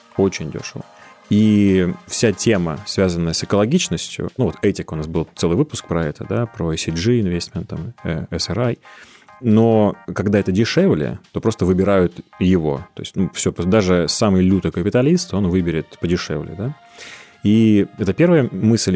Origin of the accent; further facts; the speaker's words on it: Chernozemye, Central Black Earth Region, Russia; Я сам из Черноземья